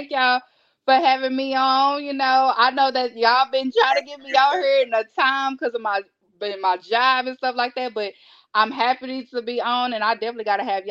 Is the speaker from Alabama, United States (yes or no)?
no; Texas, United States; accent: Texas; I am in Texas. Obviously, y'all can hear it in my accent.